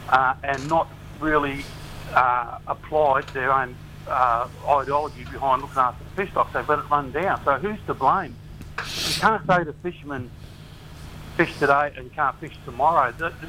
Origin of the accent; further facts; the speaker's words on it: Australia; every time it comes to our rights and freedom as Australian citizens to go and do stuff.